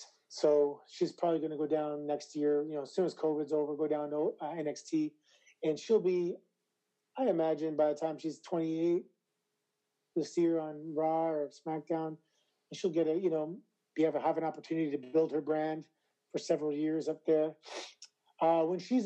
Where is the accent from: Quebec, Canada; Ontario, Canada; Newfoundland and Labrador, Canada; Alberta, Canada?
Ontario, Canada; Toronto; I was never introduced as being from Toronto because I'm a proud Canadian, proud Torontonian